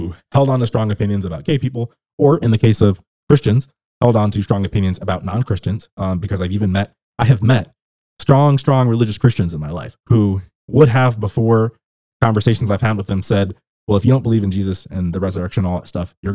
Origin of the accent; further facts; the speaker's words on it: Southern California, United States; where I grew up in Southern California